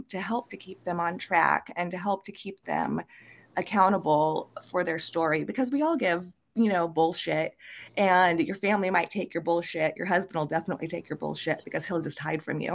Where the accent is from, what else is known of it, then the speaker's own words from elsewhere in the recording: Carlisle, Iowa, United States; I grew up in a little town called Carlisle, Iowa.